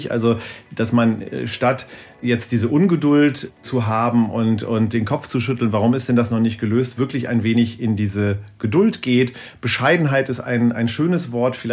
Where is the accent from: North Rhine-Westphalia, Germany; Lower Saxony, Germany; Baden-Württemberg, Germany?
Lower Saxony, Germany; Ich komme hier aus dem Norden hier gibt es ein Gebiet, das heißt Teufelsmoor äh, in der Nähe von Bremen, Worpswede, die Ecke.